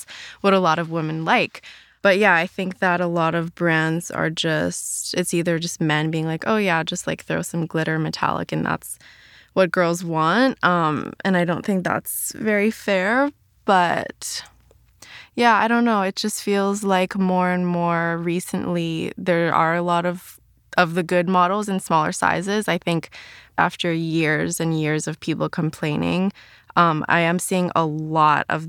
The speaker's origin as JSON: {"language": "English", "country": "Canada", "moved": "yes", "lives_now": "Los Angeles, United States", "said": "I'm from Canada. I'm based in LA now."}